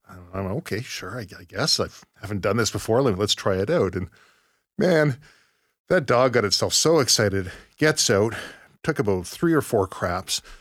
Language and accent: English; Surrey, British Columbia, Canada; I grew up in Surrey